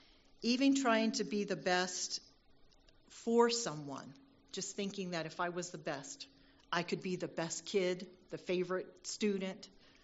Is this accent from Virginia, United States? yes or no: yes; Virginia, United States; born there; I was born in Virginia … I'm a military brat, and that's just an endearing way to say that I was born into a family of an active duty service member.